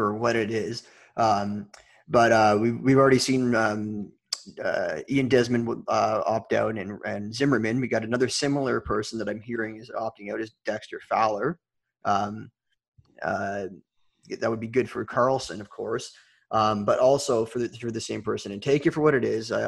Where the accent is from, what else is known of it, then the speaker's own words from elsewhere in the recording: Toronto, Ontario, Canada; I'm from Toronto